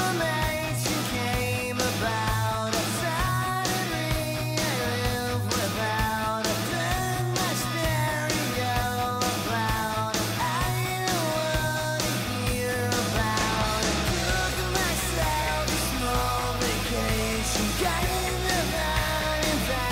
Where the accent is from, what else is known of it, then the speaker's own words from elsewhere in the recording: Blue Island, Illinois, United States; From Blue Island